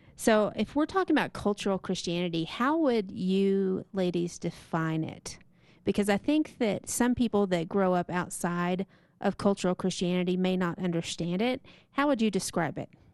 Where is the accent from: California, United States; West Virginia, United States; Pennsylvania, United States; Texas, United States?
Texas, United States; eastern; moved away; myself from Texas, and specifically eastern Texas